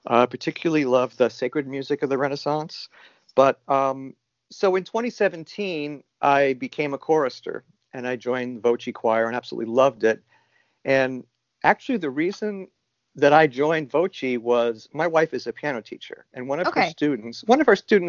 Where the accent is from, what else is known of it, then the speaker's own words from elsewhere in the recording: New York, United States; now in Hood River, United States; I'm originally from New York, New York, but I've been an Oregon resident for a long time. I moved to Hood River in 1988